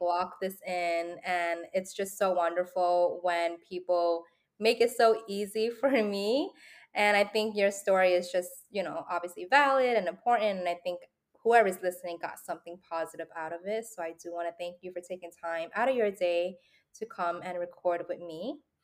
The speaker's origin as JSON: {"language": "English", "town": "New York City", "region": "New York", "country": "United States", "tie": "born or raised there", "said": "I was also born and raised in New York City"}